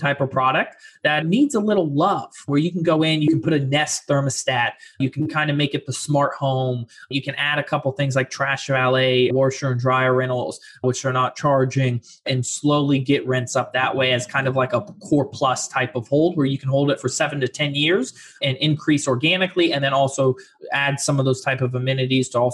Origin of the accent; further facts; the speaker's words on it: Fort Lauderdale, Florida, United States; also born or lived in Orlando, Florida; I'm originally from Florida, Fort Lauderdale, and I've lived around 4.5 years in Orlando.